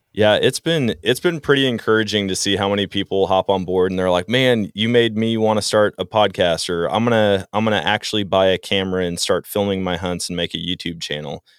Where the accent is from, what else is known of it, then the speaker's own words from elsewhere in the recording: Wisconsin, United States; growing up in Wisconsin